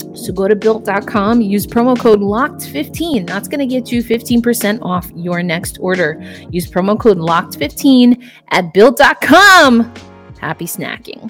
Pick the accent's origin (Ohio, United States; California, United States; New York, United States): New York, United States; I can relate as a New Yorker myself. Uh, I grew up in the 90s